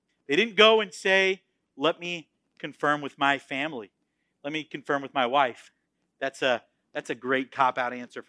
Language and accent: English; Florida, United States; moved away as an adult; also born or lived in Texas; I was born in Florida. I was raised in Florida, and I planned on dying in Florida